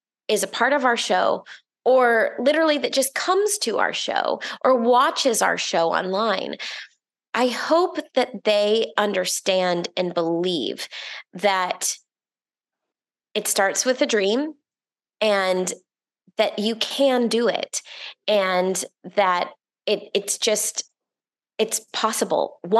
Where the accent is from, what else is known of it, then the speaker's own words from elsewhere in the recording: Orlando, Florida, United States; I grew up in Orlando, Florida